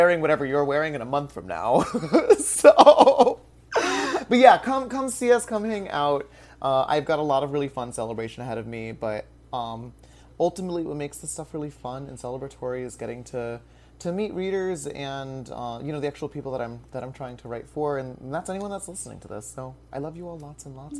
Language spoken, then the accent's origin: English; Madison, Connecticut, United States; RJ Julia in Madison, Connecticut. That's my hometown